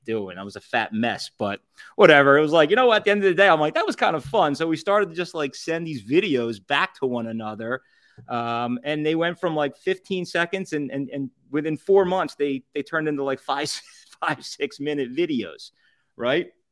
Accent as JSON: {"language": "English", "town": "Southampton", "region": "Pennsylvania", "country": "United States", "tie": "born or raised there", "said": "I'm originally from Southampton."}